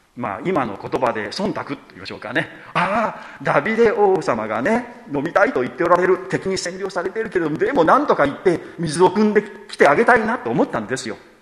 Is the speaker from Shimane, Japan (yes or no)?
yes; Shimane, Japan; 私島根県出身